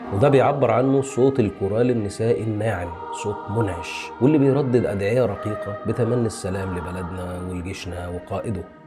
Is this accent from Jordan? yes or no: no; Egypt; بالنسبة لنا يعني كمصريين